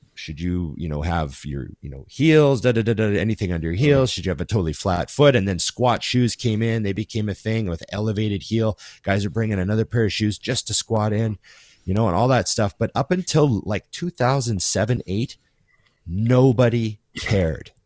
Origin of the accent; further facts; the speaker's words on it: Canada; we're Canadian too